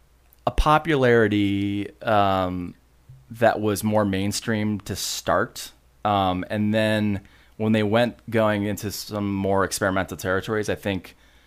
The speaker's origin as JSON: {"language": "English", "town": "Ada", "region": "Michigan", "country": "United States", "tie": "born or raised there", "also_born_or_lived": "California", "moved": "as an adult", "lives_now": "Grand Rapids, United States", "said": "I grew up in Ada. Okay. And then, you know, moved around after college, and you know, as you do, and then came back. I was gone for 10 years"}